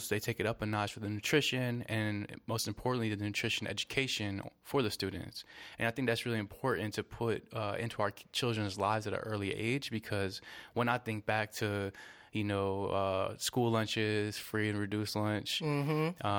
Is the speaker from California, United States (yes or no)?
no; New Orleans, Louisiana, United States; growing up in New Orleans, we had a steady flow of native cuisines in the house